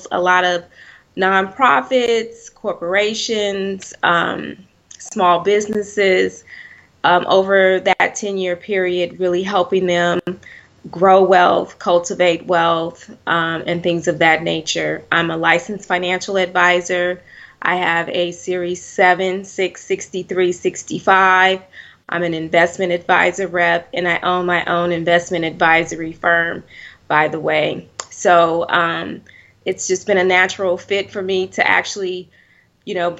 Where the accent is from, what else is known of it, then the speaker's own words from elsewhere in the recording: Oakland, California, United States; I grew up in Oakland, California, to be exact